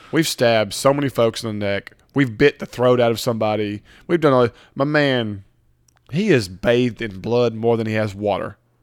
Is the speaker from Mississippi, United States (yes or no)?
yes; Mississippi, United States; we're from Mississippi